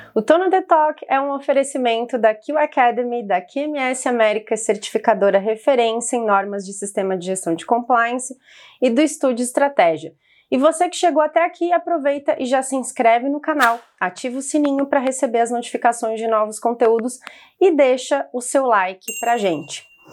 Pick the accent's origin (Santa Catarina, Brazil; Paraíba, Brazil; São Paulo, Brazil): Santa Catarina, Brazil; Florianópolis; eu venho de Floripa